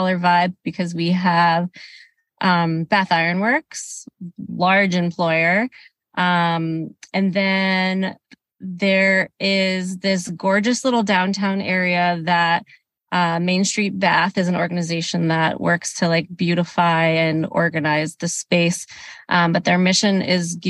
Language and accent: English; Rhode Island, United States; now in Maine, United States; I grew up in Rhode Island in a small town where I had never heard of Pride until I was a teenager